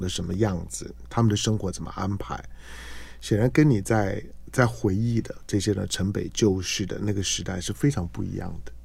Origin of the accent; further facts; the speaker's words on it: Zhonghe and Yonghe, New Taipei, Taiwan; 我觉得从我到师大附中念，念，念书开始进城，因为我之前都在中永和念